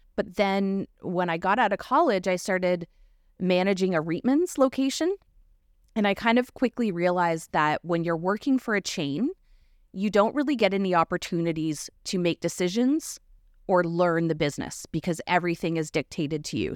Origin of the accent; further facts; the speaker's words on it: Kettle and Stony Point First Nation, Ontario, Canada; also born or lived in London, Ontario / North Bay, Ontario / Kenora, Ontario; now in Kincardine, Canada; I grew up in Kettle and Stony Point, First Nation